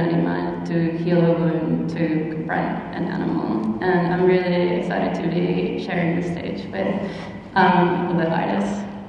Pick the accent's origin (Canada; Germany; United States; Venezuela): Venezuela; now in Australia; I'm originally from Venezuela